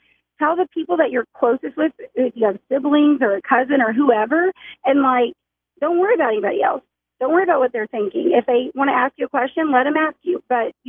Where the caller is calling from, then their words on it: Bentonville, Arkansas, United States; calling from Bentonville.